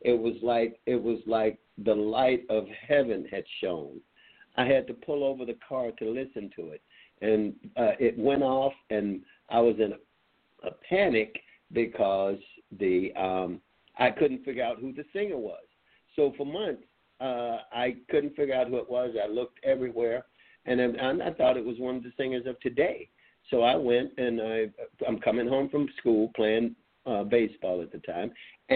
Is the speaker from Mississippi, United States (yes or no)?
yes; Meridian, Mississippi, United States; I'm from Meridian, Mississippi.